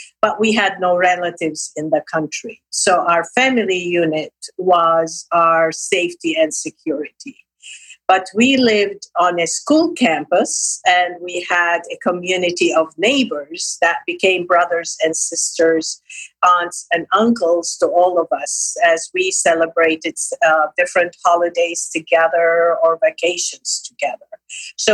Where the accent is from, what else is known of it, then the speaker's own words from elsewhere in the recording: Lebanon; moved away; also born or lived in Nablus, Palestine; I was raised in Lebanon, educated through schools and university.